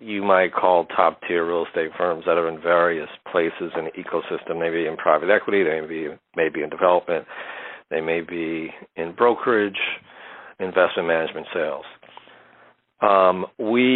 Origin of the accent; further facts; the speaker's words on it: New Jersey, United States; also born or lived in Harlem, New York; now in New York City, United States; we grew up in Central Jersey